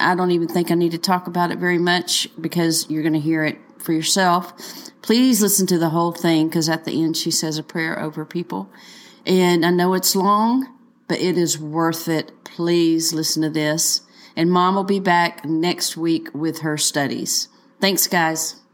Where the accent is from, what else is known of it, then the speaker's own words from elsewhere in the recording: Missouri, United States; I'm from Missouri, so y'all leave me alone.